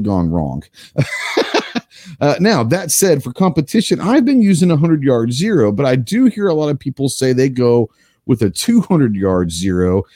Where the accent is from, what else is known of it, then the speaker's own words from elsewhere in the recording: Dallas, Texas, United States; when I grew up in Dallas